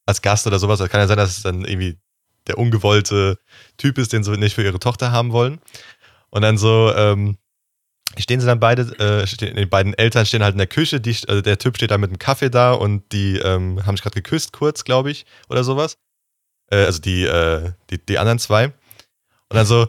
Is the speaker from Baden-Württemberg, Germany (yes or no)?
no; Rhineland-Palatinate, Germany; bei uns in Rheinland-Pfalz gab es den öfters, den Laden